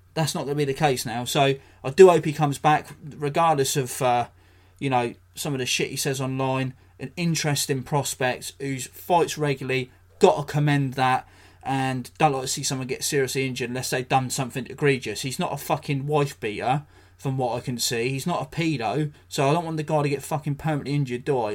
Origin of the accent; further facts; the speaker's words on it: England, United Kingdom; as a, as a Brit, as an Englishman